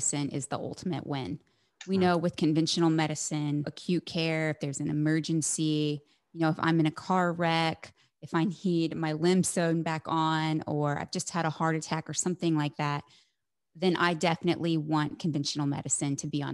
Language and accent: English; Midwest, United States; born or raised there; moved away